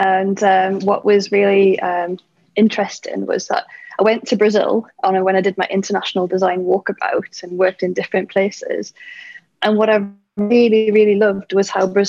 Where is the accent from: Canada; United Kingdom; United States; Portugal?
United Kingdom; I'm British